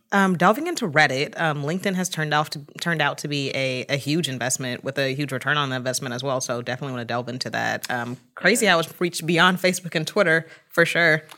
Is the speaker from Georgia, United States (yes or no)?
yes; Atlanta, Georgia, United States; moved away as an adult; I am originally from Atlanta, so this cold weather is definitely something new for me